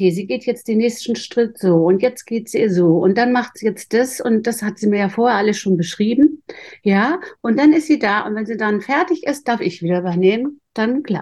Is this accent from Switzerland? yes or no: no; Northern Germany, Germany; Ich komme aus Norddeutschland, da hieß das Gehstraße.